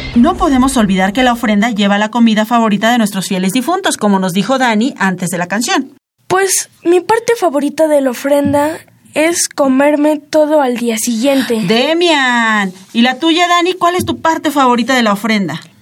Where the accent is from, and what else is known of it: Mexico